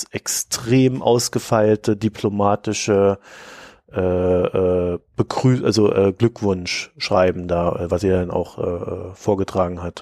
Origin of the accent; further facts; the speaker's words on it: East Germany, Germany; born there; Ja, und ich, weißt du, ich bin in der DDR geboren.